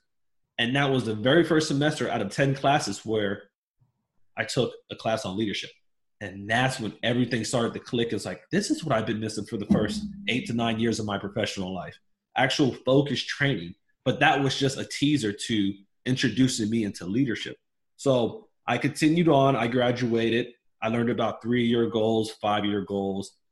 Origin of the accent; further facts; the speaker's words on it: Miami, Florida, United States; I grew up in Miami, Florida, to a single mother and my grandmother